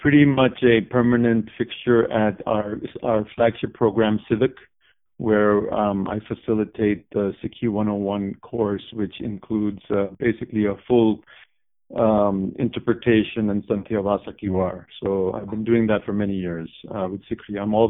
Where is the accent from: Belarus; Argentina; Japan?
Japan; also born or lived in India / Canada; now in United States; Prior to that, I actually grew up in Japan as well. So we're six from Japan, kind of. So I've spent some time in India, of course, boarding school. Also, when I was a little kid, 5 years in Canada.